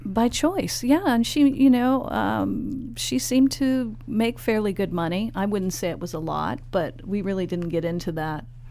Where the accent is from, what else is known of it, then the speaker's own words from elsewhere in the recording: San Francisco, California, United States; We're both from San Francisco